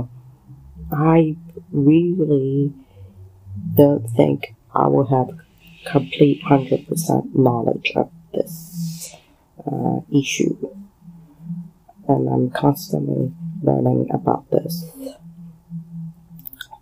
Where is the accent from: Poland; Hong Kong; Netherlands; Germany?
Hong Kong; accent: fusion accent; first language Cantonese and English; I was born in Hong Kong years ago, my first language was Cantonese and English, and people will always say that I have this accent even in my own country